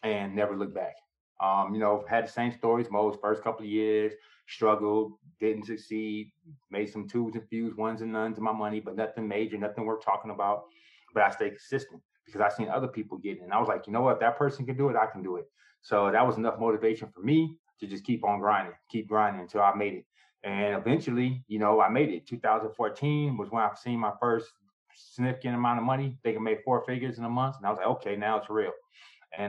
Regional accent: San Diego, California, United States; also born or lived in New York; I was born in New York, grew up in San Diego, California

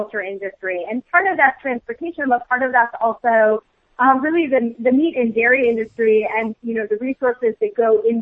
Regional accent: Midwest, United States; moved away; also born or lived in Boston; I grew up in the Midwest in a pretty standard Midwestern family

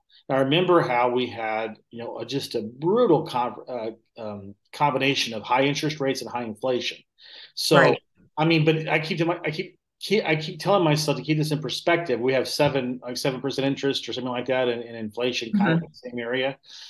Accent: Southern United States, United States; And I'm from the South originally. I lost my accent a long time ago

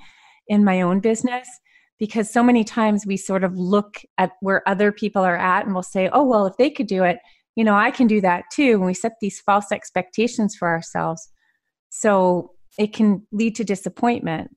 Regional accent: Montreal, Quebec, Canada; I grew up in Montreal.

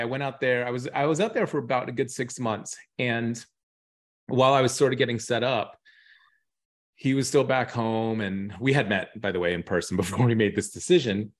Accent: New York, United States; also born or lived in Dubai; I was from New York

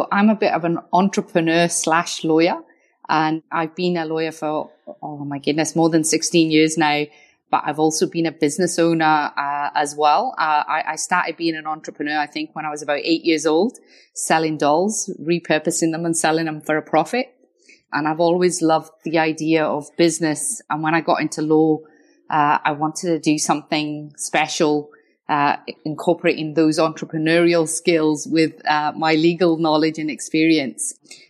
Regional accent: Wales, United Kingdom; accent: Scottish; but I'm from Wales originally by a bit of Scottish accent because I studied my law degree in Scotland.

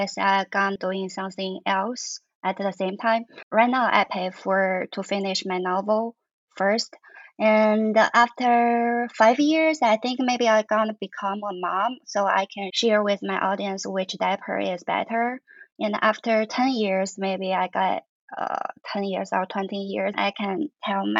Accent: Gansu, China; now in Shanghai, China; I grew up in Gansu.

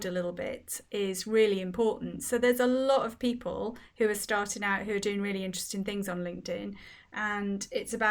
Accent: Wales, United Kingdom; I grew up in Wales and there's no Z in the Welsh language

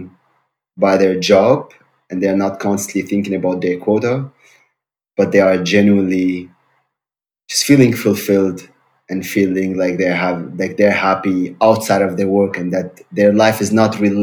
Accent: Syria; English is a second language; moved away as an adult; also born or lived in Germany / Heidelberg / Berlin; now in Hamburg, Germany; I'm originally from Syria. I grew up in Syria. Now I'm living in Germany since 9 years

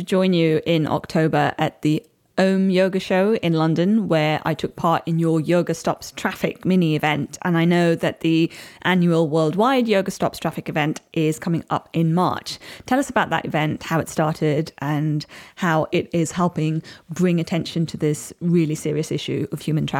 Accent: Chennai, Tamil Nadu, India; you, I don't believe, went to my hometown of Chennai, but you were quite close to Chennai in Bangalore.

